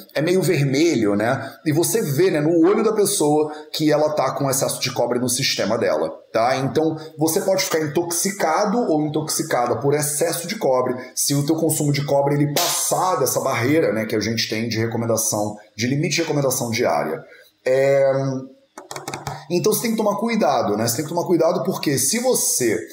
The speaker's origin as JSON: {"language": "Portuguese", "region": "Rio de Janeiro", "country": "Brazil", "tie": "born or raised there", "also_born_or_lived": "northern Portugal", "moved": "yes", "lives_now": "Portugal", "said": "Eu sou carioca, cresci a minha vida inteira no Rio de Janeiro"}